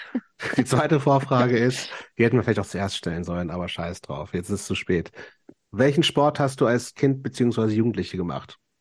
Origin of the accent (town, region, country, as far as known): Lower Saxony countryside, Germany; born or raised there; moved away